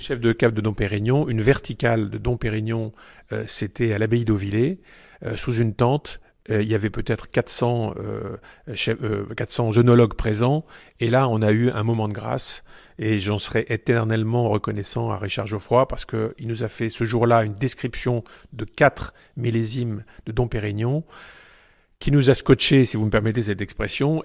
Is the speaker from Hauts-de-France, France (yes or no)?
yes; Boulogne-sur-Mer, Hauts-de-France, France; moved away as an adult; also born or lived in Lille / Paris / Châlons-en-Champagne; now in Épernay, France; Je suis originaire de Boulogne-sur-Mer. Euh, toute ma famille euh, a vécu à, Boulogne-sur-Mer